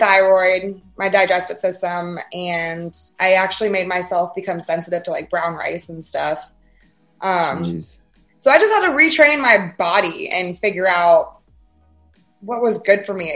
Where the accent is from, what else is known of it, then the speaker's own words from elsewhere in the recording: Fayetteville, Georgia, United States; I grew up in South Atlanta, so I've never experienced Atlanta, Fayetteville, Georgia